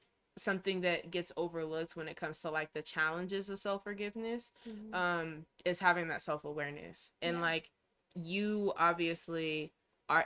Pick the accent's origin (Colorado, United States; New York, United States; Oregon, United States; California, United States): Colorado, United States; Denver; I was born at the Denver Hospital